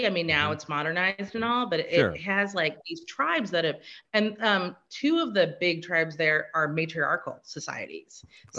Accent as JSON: {"language": "English", "region": "Assam", "country": "India", "tie": "born there", "said": "I was born in Assam, India."}